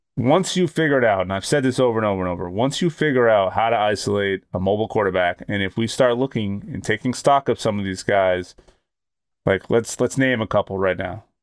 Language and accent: English; Boston, Massachusetts, United States; I'm from Boston